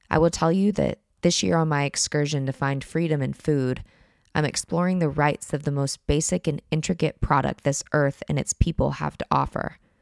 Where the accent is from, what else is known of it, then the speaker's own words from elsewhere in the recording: United States; moved away as an adult; now in France; if you did grow up in my country